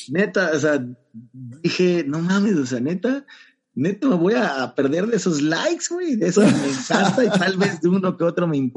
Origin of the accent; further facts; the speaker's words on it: Banderilla, Veracruz, Mexico; esos 70 kilómetros saliendo desde mi pueblo, desde Banderilla, okay. juntito a Jalapa, y llegando igual acá.